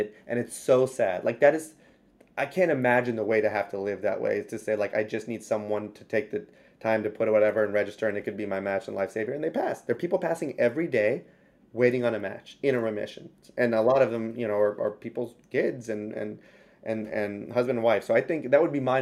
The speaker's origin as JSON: {"language": "English", "region": "Louisiana", "country": "United States", "said": "I'm from Louisiana."}